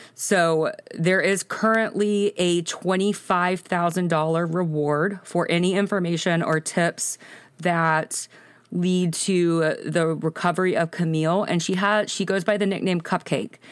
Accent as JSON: {"language": "English", "town": "Birmingham", "region": "Alabama", "country": "United States", "said": "I am from Birmingham, Alabama"}